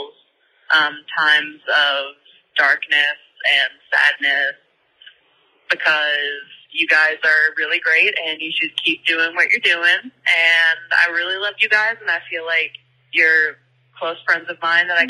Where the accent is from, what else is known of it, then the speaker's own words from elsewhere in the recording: Southern Louisiana, United States; I am from Southern Louisiana.